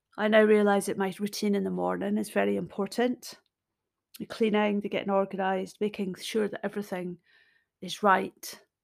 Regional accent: Scotland, United Kingdom; I'm Scottish. I'm a storyteller

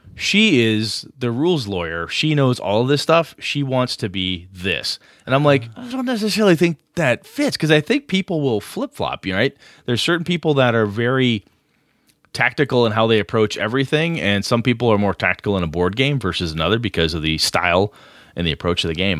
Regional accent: Wisconsin, United States; also born or lived in Madison, Wisconsin; campus I, I started going to in my hometown. Went to a two-year campus before I transferred to Madison

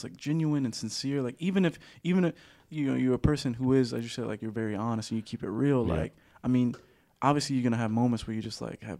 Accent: New Orleans, Louisiana, United States; moved away; growing up in New Orleans

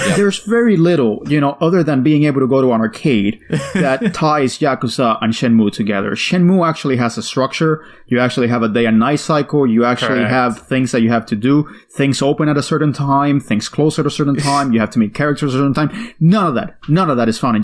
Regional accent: Miami, Florida, United States; I grew up in Miami.

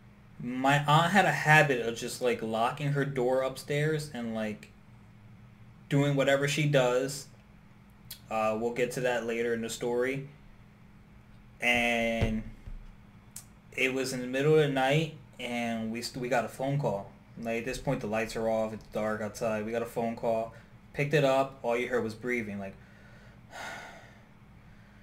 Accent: Newark, New Jersey, United States; I grew up in Newark, New Jersey

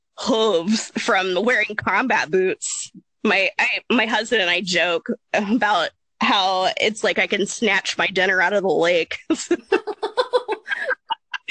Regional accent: Appalachia, United States; I grew up in Appalachia

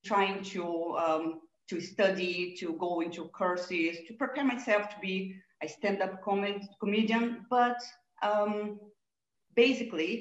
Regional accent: Brazil; moved away; I was born in Brazil

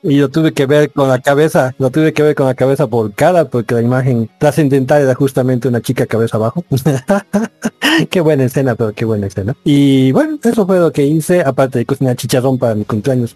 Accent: Cochabamba, Bolivia; aquí desde Cochabamba, también como este digo o sea, esta vez somos dos cochabambinos, un cruceño

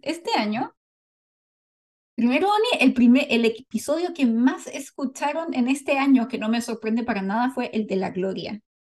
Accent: Valparaíso, Chile; Somos chilenas

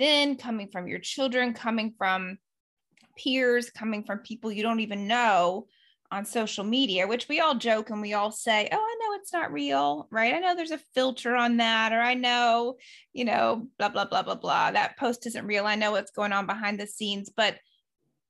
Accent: the South, United States; I grew up in the South and we were churchgoers like to the nth degree.

